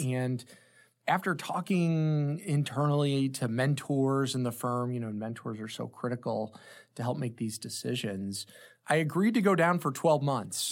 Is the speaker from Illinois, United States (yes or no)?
yes; Granite City, Illinois, United States; also born or lived in New York; Born and raised in the Saint Louis Metro. I was from the Illinois side of the Metro in Granite City, Illinois